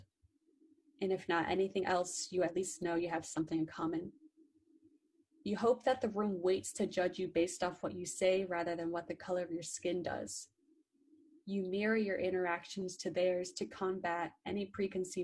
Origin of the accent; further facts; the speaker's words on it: Orlando, Florida, United States; I'm originally from Orlando, Florida